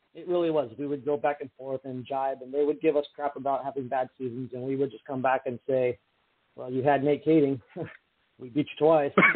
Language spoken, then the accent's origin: English; Bay Area, California, United States; now in San Diego, United States; I'm originally from the Bay Area